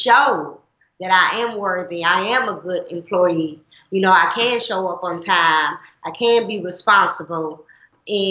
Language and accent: English; Nashville, Tennessee, United States; moved away as an adult; now in St. Louis, United States; I'm from Nashville, Tennessee